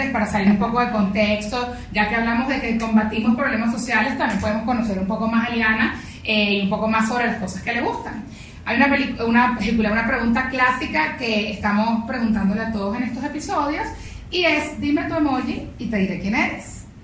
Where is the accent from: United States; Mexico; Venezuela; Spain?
Venezuela; Y cuando tú dices, ¿cómo es posible que los demás lo vean y nosotros mismos como venezolanos no nos conectemos?